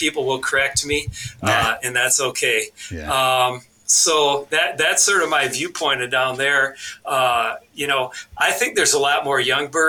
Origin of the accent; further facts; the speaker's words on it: Wisconsin, United States; now in Minnesota, United States; some guys from my hometown in Wisconsin called me